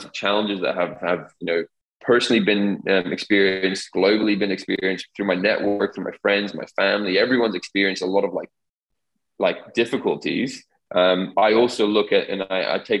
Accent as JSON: {"language": "English", "region": "Dubai", "country": "United Arab Emirates", "tie": "born or raised there", "said": "growing up in the Middle East, growing up in Dubai, where change was ever present"}